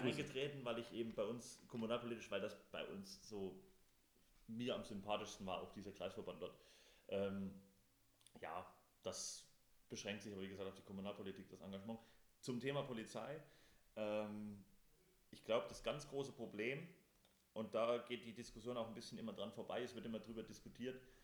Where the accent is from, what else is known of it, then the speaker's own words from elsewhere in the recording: Thuringia, Germany; wir kommen ja beide aus Thüringen